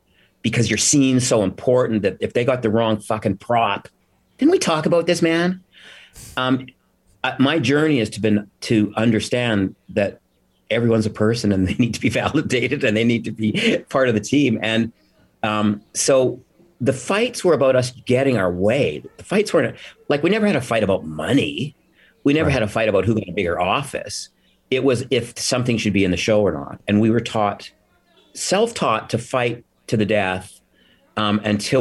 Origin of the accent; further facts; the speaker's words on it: Alberta, Canada; moved away; I come from cowboys. I come from Alberta